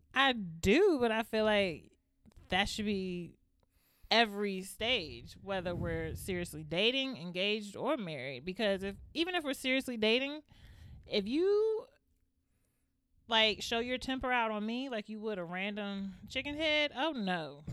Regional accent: Largo, Maryland, United States; also born or lived in Northeast Washington, D.C.; I'm from Upper Marlboro. Then they say, what part of Upper Marlboro? Then you be like, Largo.

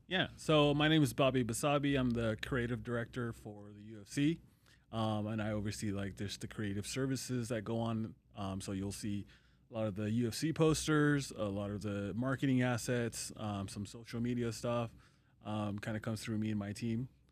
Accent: California, United States; moved away as an adult; also born or lived in Long Beach / Orange County; now in Las Vegas, United States; I'm born and raised in California.

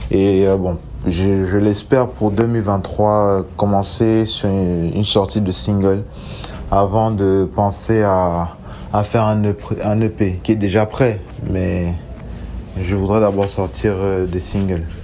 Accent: Douala, Littoral, Cameroon; euh, je suis chanteur, j'ai 28 ans, je viens de Bonabéry dans la ville de Douala au Cameroun.

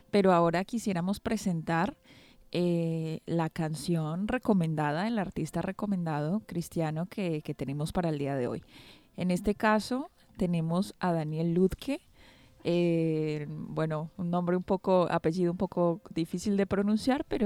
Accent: Brazil; Soy brasileño y allí He trabajado como capellán, pastor de iglesias, director de jóvenes y también como comunicador en la TV Nuevo Tiempo

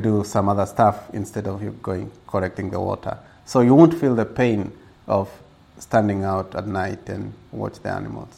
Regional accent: Gilgil, Nakuru County, Kenya; born or raised there; also born or lived in Nairobi, Kenya

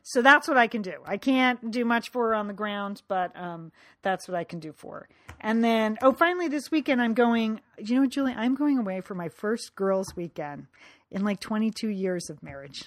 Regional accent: Connecticut, United States; growing up in Connecticut

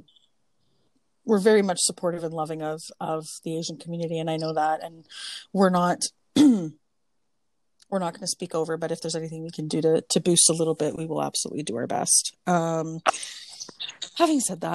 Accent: Canada; being Canadian

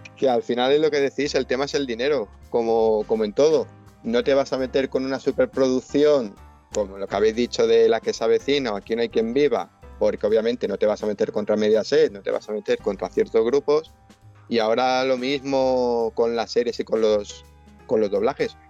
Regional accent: Spain; se nos a los españoles

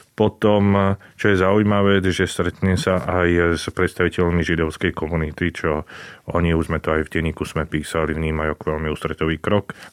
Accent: Slovakia; my sme Slováci

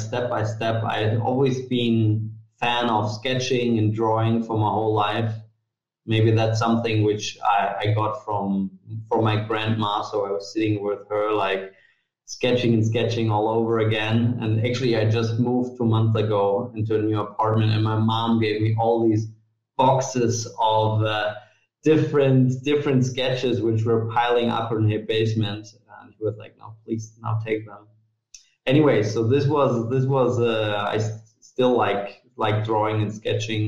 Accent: Munich, Bavaria, Germany; also born or lived in Italy / Hamburg / Bangkok / Vienna; I was born in Italy, but then my family moved to Munich when I was basically a year old. So I would say I'm from Munich

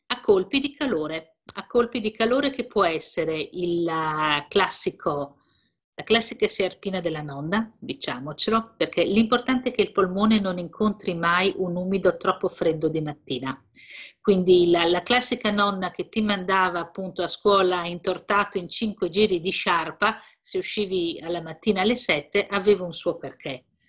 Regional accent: Emilia-Romagna, Italy; io sono emiliana di origine

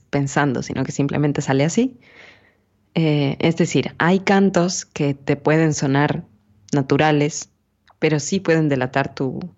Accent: Sierra, Ecuador; accent: serrano; es muy cercano al mío. Sí. Al nuestro, digamos, de la sierra.

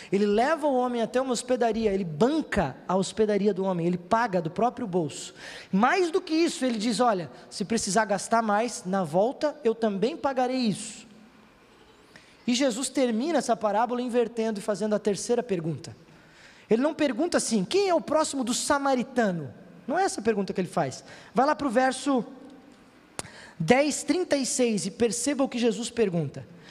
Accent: Santa Catarina, Brazil; Aqui no nosso estado, em Santa Catarina

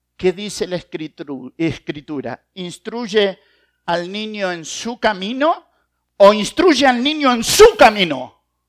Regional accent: Argentina; como buen argentino

